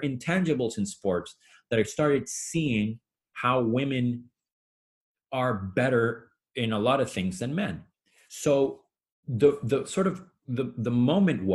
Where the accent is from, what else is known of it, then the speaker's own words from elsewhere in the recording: Venezuela; moved away; Where I grew up in Venezuela